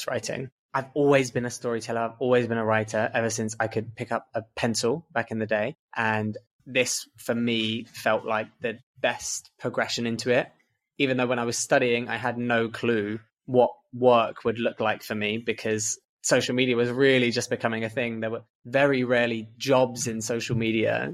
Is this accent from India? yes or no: no; London, United Kingdom; moved away as an adult; also born or lived in Essex / Falmouth, Cornwall; now in Barcelona, Spain; I was born in London, England, and I was based in London until I was about 14, moved out to Essex when I was 14